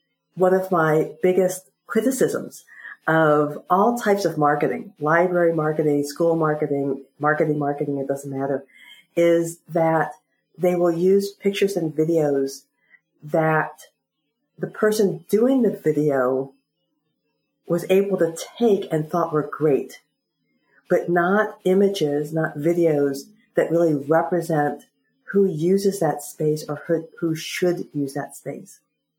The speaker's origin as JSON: {"language": "English", "region": "South Central Pennsylvania", "country": "United States", "said": "I'm from South Central Pennsylvania."}